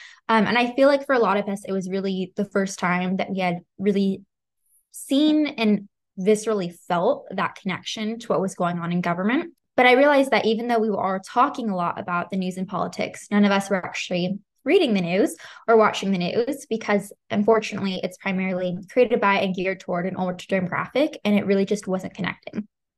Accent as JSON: {"language": "English", "town": "Santa Barbara", "region": "California", "country": "United States", "said": "I'm 18 years old. I'm the founder of The Cram. I'm from Santa Barbara, California."}